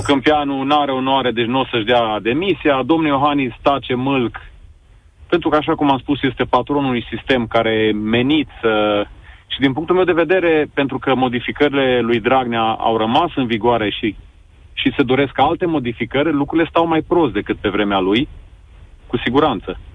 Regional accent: Sibiu, Sibiu County, Romania; eu sunt tot din Sibiu

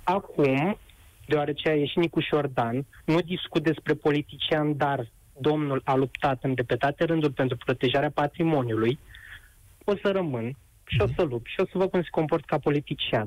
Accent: Buzău County, Romania; moved away as an adult; now in Bucharest, Romania; sunt din Buzău, sunt student în București, locuiesc

